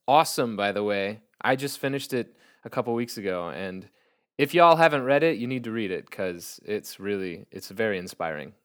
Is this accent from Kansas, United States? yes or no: yes; Topeka, Kansas, United States; Washburn University in Topeka, Kansas, my hometown